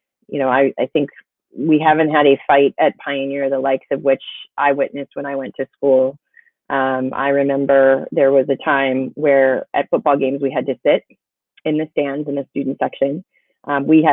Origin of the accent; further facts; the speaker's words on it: Ann Arbor, Michigan, United States; growing up in the Bryant Pattengill neighborhood.